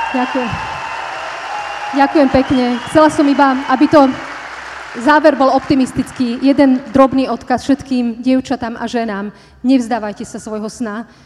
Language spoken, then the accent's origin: Slovak; Slovakia